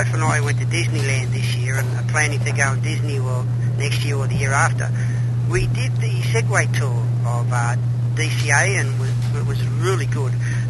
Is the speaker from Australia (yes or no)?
yes; Sydney, New South Wales, Australia; I'm from Sydney, Australia.